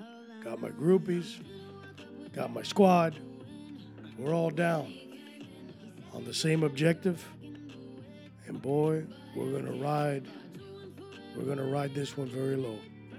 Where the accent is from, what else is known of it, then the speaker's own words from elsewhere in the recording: Miami, Florida, United States; Who are you fooling? I'm from Miami. I know exactly what I want.